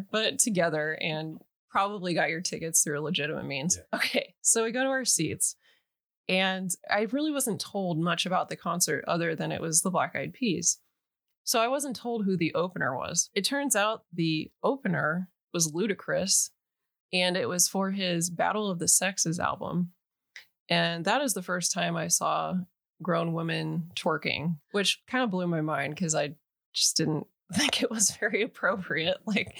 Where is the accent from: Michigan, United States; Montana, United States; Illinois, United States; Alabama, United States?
Illinois, United States; Chicago; I'm from Chicago. And depending on, you know, the context, it was like, I grew up at the South Side, which is like the rough part of Chicago.